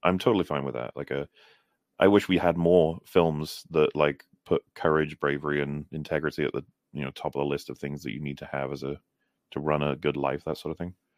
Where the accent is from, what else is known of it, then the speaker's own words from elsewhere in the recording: Wales, United Kingdom; I'm very Welsh, actually.